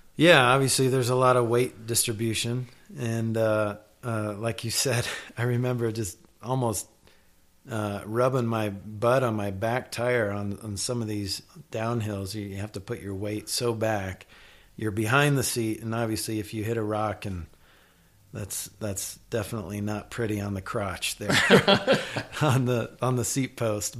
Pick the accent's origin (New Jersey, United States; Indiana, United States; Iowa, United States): Iowa, United States; moved away; I grew up in Iowa